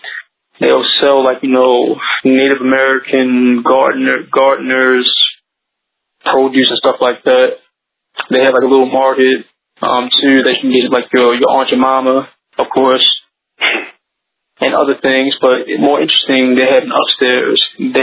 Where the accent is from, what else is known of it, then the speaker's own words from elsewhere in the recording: Canada; Right, all right, so going to the main event, we're coming from Canada.